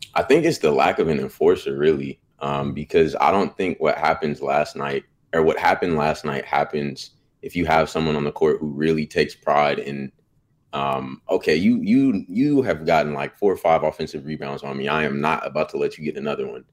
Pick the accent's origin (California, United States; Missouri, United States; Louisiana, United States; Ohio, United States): California, United States; Bay Area; now in Sacramento, United States; I'm from the Bay Area, um, so I got to see Warriors growing up